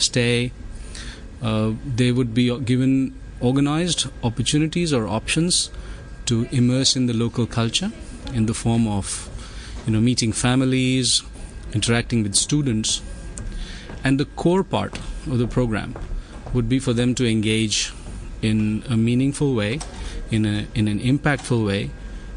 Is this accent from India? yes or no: yes; India; my home country, India